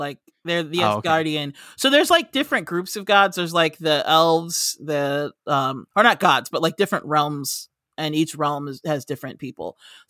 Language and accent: English; United States; I'm American.